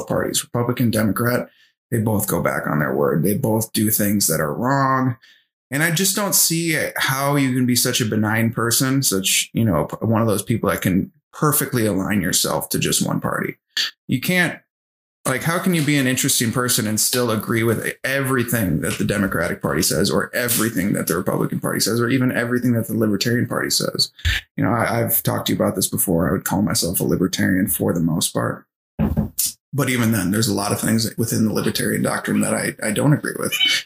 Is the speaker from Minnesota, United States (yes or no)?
yes; Coon Rapids, Minnesota, United States; I grew up in Coon Rapids, Minnesota. It's a northern suburb of Minneapolis